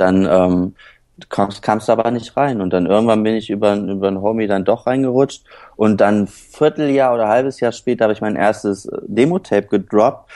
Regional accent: Höhr-Grenzhausen, Rhineland-Palatinate, Germany; moved away; also born or lived in Kiel / Schleswig-Holstein near the Danish border / Neuwied / Cologne; dann mit sechs bin ich in Westerwald gezogen, nach Hörgrenzhausen

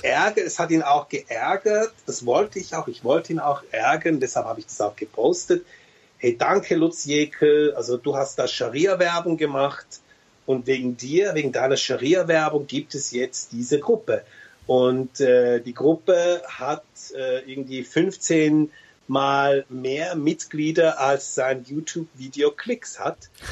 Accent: Switzerland; also born or lived in Turkey; ich sehe mich als Schweizer

